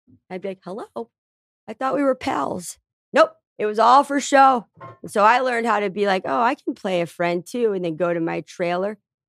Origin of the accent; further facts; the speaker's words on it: Tucson, Arizona, United States; I grew up in Section 8 housing in Tucson, Arizona. Before the trailer park, I lived in Esbro.